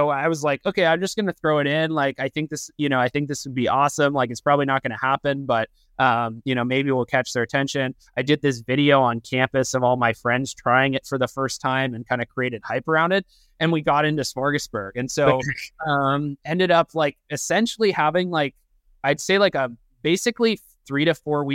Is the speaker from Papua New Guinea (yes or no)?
no; Canada; now in United States; I'm originally Canadian.